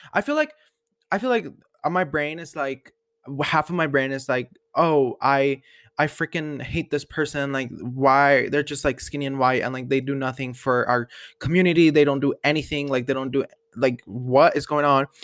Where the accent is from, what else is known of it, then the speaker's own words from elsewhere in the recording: Colorado, United States; I love Colorado. I'm loving, like, I love my hometown